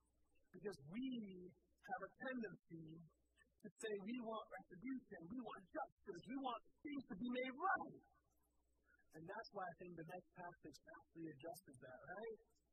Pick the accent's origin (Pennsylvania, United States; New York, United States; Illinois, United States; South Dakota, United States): Pennsylvania, United States; Philadelphia; I grew up in Southwest Philly.